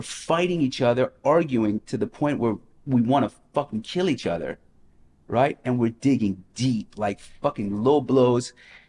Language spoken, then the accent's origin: English; Las Vegas, Nevada, United States; I came from Las Vegas, where at 21 I was hustling